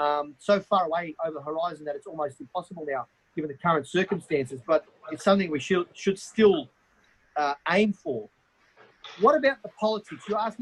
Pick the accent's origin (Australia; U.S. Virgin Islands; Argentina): Australia; I'm an Australian member of parliament.